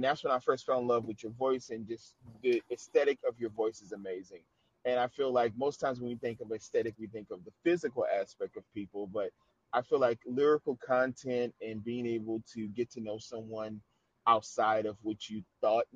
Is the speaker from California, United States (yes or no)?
no; New Orleans, Louisiana, United States; when I lived in New Orleans, because that's my home town